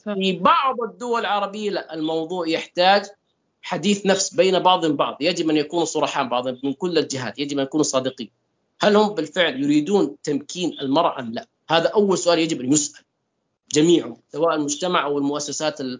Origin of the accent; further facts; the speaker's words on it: Saudi Arabia; اني السعودي